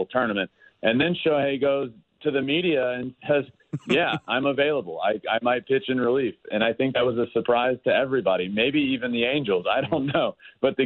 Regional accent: United States; I'm obviously American

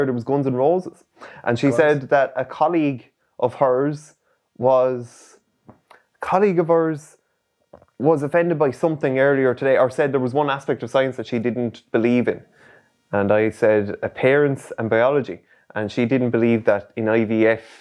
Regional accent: Ireland; we're Irish.

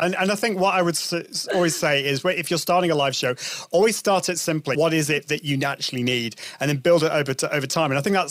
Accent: United Kingdom; Because Brits, we like to go both ways, European and I'm more of an Italian kind of person

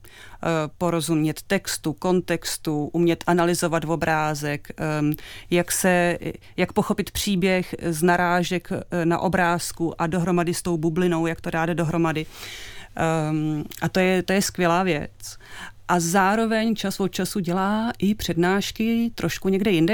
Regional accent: Czechia; u nás v Čechách

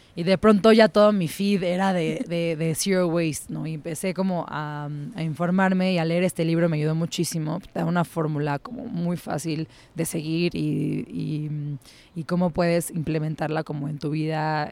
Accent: Mexico City, Mexico; soy chilanga, soy de la Ciudad de México. Eh, nací aquí, crecí aquí, toda mi vida he vivido aquí

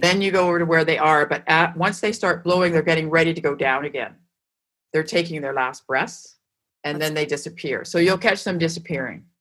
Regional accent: Vancouver, British Columbia, Canada; also born or lived in Montreal; I was from Vancouver

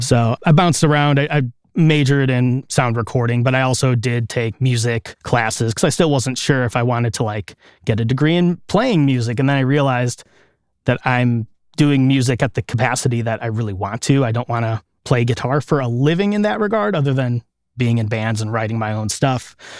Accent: Chicago area, Illinois, United States; I grew up here in the Chicago area, just a couple miles outside of the city in a nearby suburb. And I've lived here my whole life.

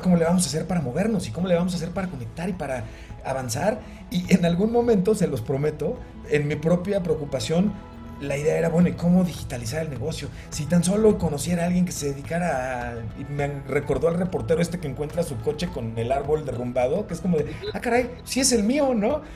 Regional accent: Mexico; como mexicanos estamos, estábamos acostumbrados

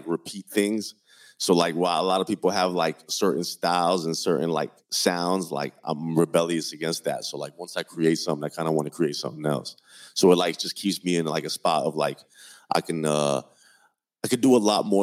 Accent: Miami, Florida, United States; also born or lived in Colombia / Madrid, Spain; And then I came with my mother and my father to Miami.

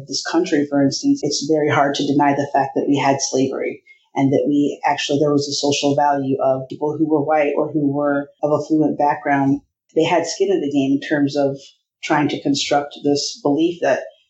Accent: Iowa, United States; I grew up in Iowa

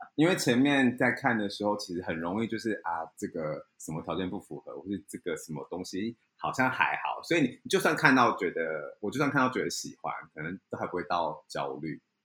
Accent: Kaohsiung, Taiwan; now in Taipei, Taiwan; 因为我是高雄人

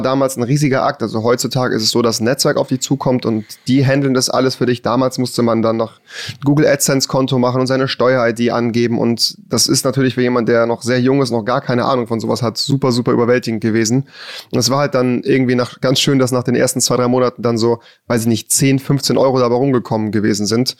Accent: a village outside Cologne, North Rhine-Westphalia, Germany; bin ja auch hier geboren worden, bin außerhalb von Köln aufgewachsen auf dem Dorf.

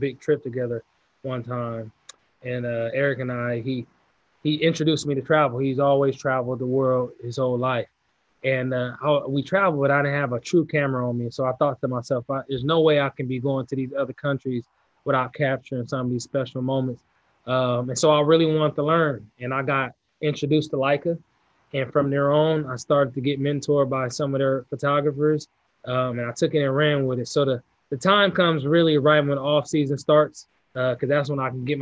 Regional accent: California, United States; I'm from California

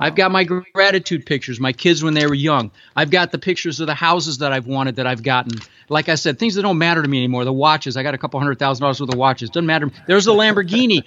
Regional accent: Denver, Colorado, United States; also born or lived in Netherlands; I immigrated to this country from Holland when I was six years old with my mom and my brother and, uh, came across on a big boat and ended up in Denver

